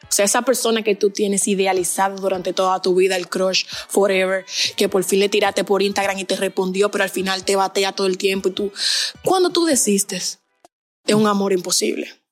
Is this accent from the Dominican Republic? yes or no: yes; Dominican Republic; moved away as an adult; now in Barcelona, Spain; yo soy dominicana. Estoy ahora mismo estudiando en Barcelona.